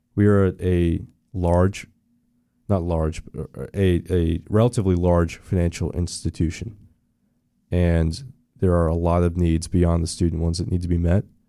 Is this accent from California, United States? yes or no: no; Orlando area, Florida, United States; also born or lived in Daytona, Florida / DeLand, Florida; I went to, uh, Cheney Elementary in the old Cheney area. So I grew up around here. Uh, we moved right before the recession to Daytona.